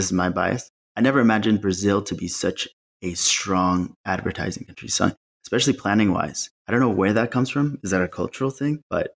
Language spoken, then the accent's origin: English; Malawi; No, I grew up in Malawi, Southern Africa. My dad's work, he works in development for USAID. So we moved around quite a bit.